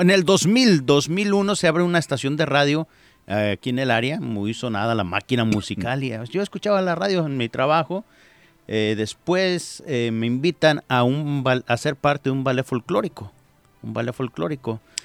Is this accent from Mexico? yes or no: yes; Jalisco, Mexico; moved away as an adult; now in United States; me fui a, Jalisco